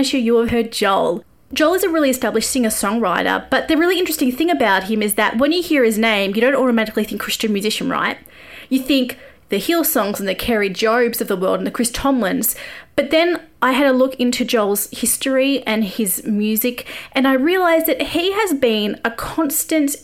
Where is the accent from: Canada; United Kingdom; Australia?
Australia; moved away as an adult; also born or lived in Nashville; I am an Aussie music journo, normally an expat when COVID's not happening